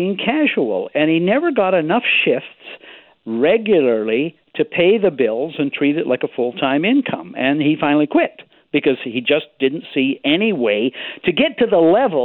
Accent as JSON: {"language": "English", "town": "Nanaimo", "region": "British Columbia", "country": "Canada", "tie": "born or raised there", "said": "when I was growing up in Nanaimo"}